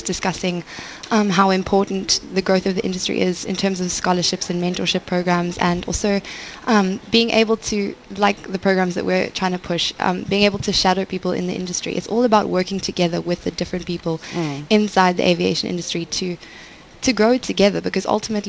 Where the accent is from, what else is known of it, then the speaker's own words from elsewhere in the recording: South Africa; as a South African student